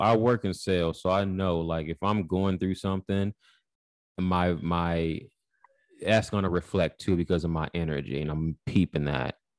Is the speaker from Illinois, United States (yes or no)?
yes; Chicago, Illinois, United States; I'm from Chicago